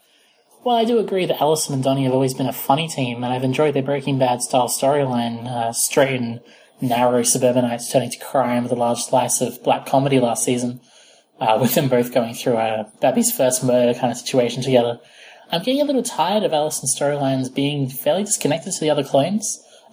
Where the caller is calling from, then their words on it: Australia; from Australia, and I'm a really big fan of your podcast.